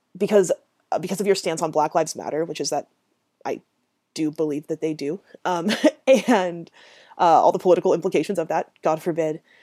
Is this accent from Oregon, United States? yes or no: yes; Grants Pass, Oregon, United States; Grant's Pass and Merlin and this, like, city space that I grew up in in Southern Oregon